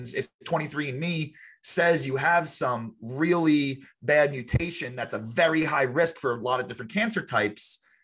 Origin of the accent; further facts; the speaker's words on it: Long Island, New York, United States; I grew up on Long Island, New York